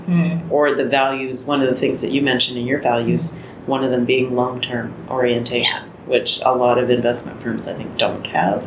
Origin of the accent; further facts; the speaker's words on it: Canada; I'm from Canada